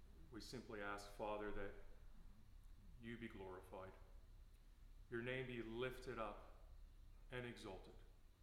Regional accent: Canada; I sound American, but I'm Canadian. Just thought I'd clarify that.

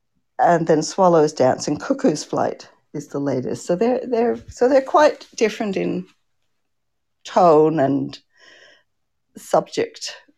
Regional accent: Canada; also born or lived in Australia; I'm a Canadian-Australian children's author.

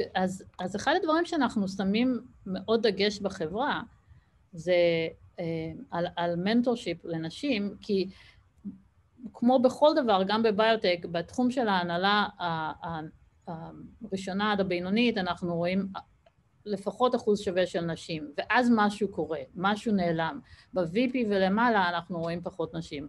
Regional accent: Israel; moved away as an adult; now in Boston, United States; בתור ישראלית

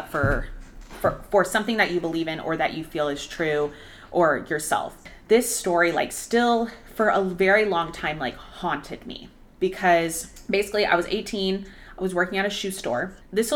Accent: Arlington, United States; I had just moved back to a different store in my hometown, Arlington

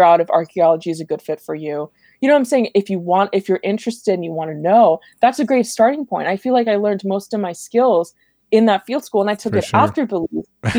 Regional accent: Los Angeles, California, United States; I grew up in Eagle Rock

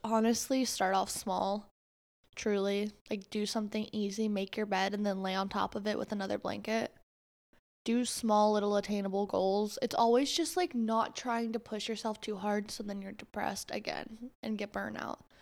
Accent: Florida, United States; I'm from Florida

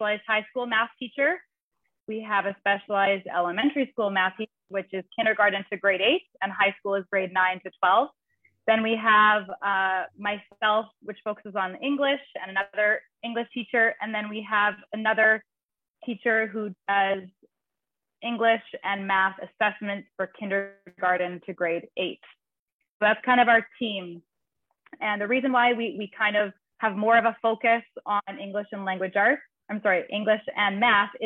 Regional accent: Canada; moved away as an adult; now in Nosara, Costa Rica; I'm originally from Canada.

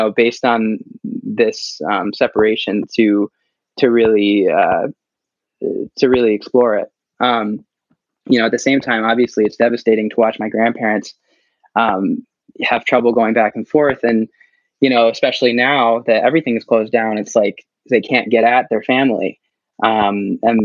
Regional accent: United States; my growing up in the United States

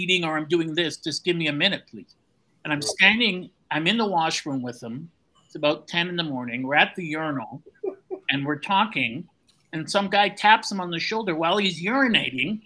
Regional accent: Canada; I'm Canadian

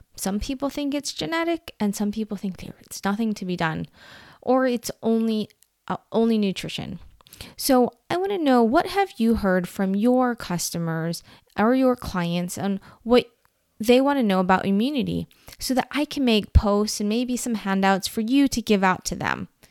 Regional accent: Hawaii, United States; I'm from Hawaii

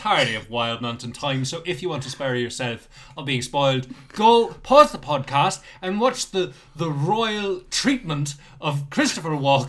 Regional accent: Scotland, United Kingdom; I am Scottish

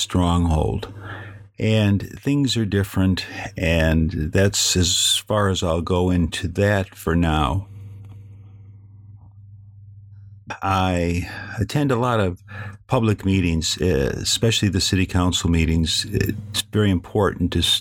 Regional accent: Chicago, Illinois, United States; moved away as an adult; now in California, United States; I'm from Chicago. I was born, I was raised there, and all my formative experiences happened there

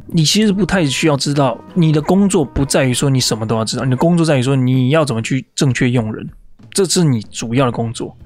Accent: Taiwan; now in United States; 我是台， 我是台湾人

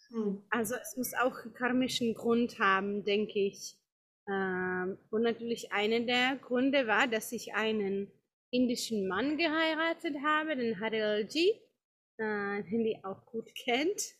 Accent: Prague, Czechia; German is a second language; now in India; Ähm, ich bin in, äh, in Prag geboren, in Tschechien und bin dort auch aufgewachsen, ganz normal, wie auch viele in ihren Heimatländern.

